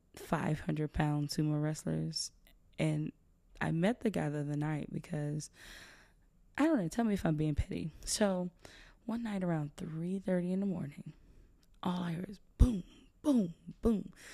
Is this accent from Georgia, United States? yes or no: yes; South Georgia, United States; I'm from South Georgia